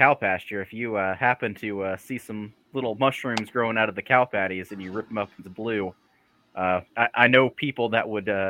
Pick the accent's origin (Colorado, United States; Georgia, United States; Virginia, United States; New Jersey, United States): Georgia, United States; Cumming; now in Cleveland, Georgia, United States; I grew up in Forsyth County, Georgia, which has a questionable history at best.